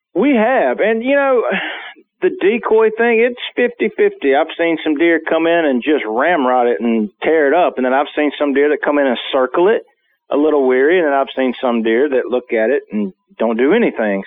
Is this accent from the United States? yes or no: yes; South Alabama, United States; also born or lived in Mississippi; growing up in South Alabama